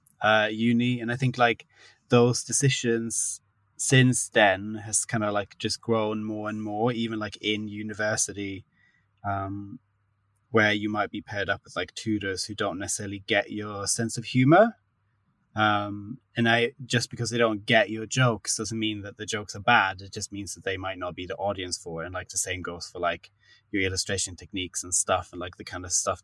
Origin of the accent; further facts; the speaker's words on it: Sweden; moved away as an adult; now in London, United Kingdom; I'm from Sweden originally, but I've been based in London for the past, it's like 8 years now